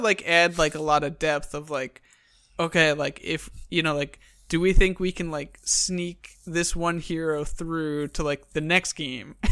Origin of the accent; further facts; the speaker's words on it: Long Island, New York, United States; moved away; I grew up on Long Island